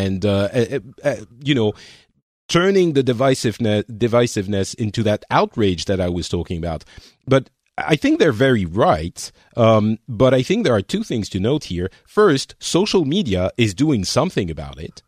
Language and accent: English; France; moved away; I'm from France, but I'm not there.